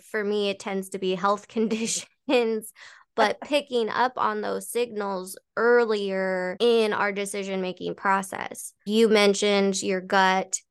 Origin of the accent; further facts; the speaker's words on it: Colorado, United States; moved away as an adult; now in Arizona, United States; going back to Colorado, going back to my hometown, which I moved away from five years ago.